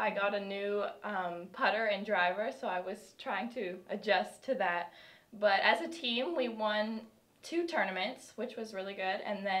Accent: Canada; moved away as an adult; now in United States; I'm from Canada, mm-hmm.

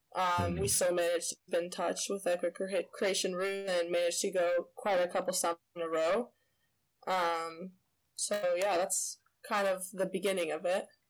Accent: Illinois, United States; also born or lived in California; I was born there in Illinois um, started swimming there as well

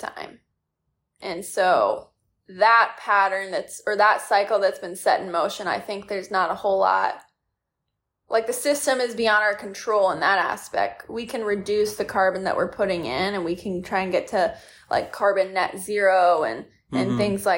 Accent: Michigan, United States; the small lake that I grew up on in Michigan

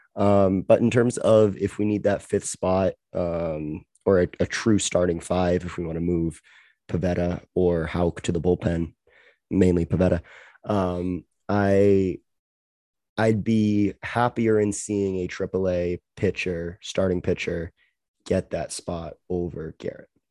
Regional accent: Canada; now I have the luxury of being Canadian

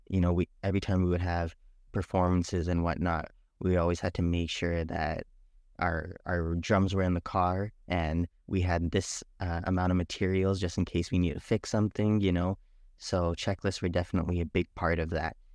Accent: Canada; also born or lived in Trinidad / Guyana; I am, uh, from Trinidad, Guyana, but I was born in Canada.

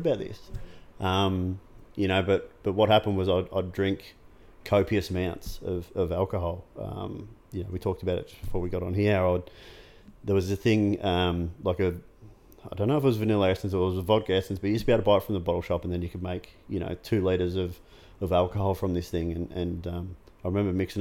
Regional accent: Geelong, Victoria, Australia; I grew up in Corio

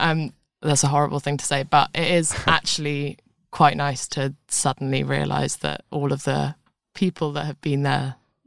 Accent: London, United Kingdom; See, I was born in London

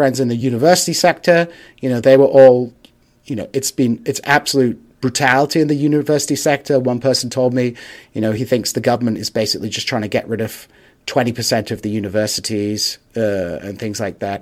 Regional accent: Hull, Yorkshire and the Humber, United Kingdom; moved away; I was up in Hull, my hometown

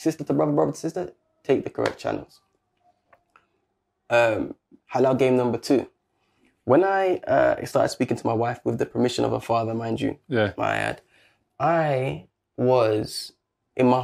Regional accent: London, United Kingdom; also born or lived in Brixton; That's where I grew up in Lewisham

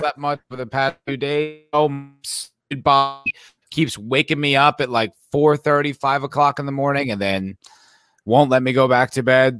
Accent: New Jersey, United States; I grew up in the East Coast, I grew up in New Jersey

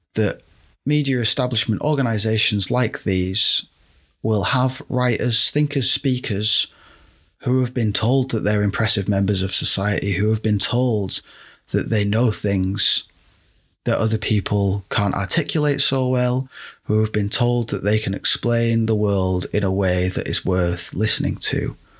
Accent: United Kingdom; I'm speaking as a British person

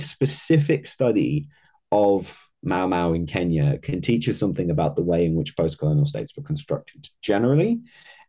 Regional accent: Netherlands; I'm from the Netherlands.

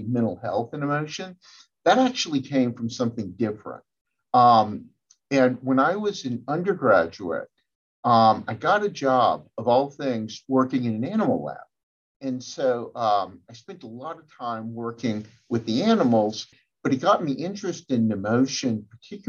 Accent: Louisiana, United States; growing up in Louisiana

